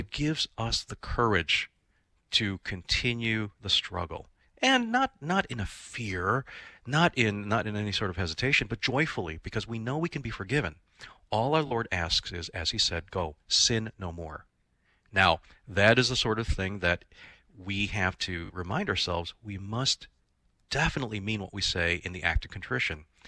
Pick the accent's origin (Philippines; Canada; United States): Philippines; as a Filipino myself